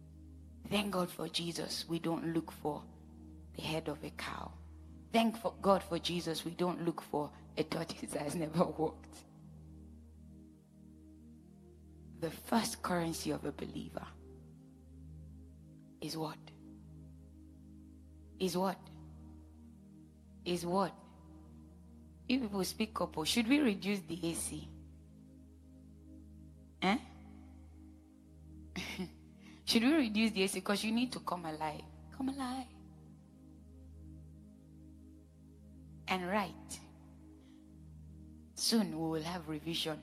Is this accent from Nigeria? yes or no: yes; Edo, Nigeria; I'm from Edo State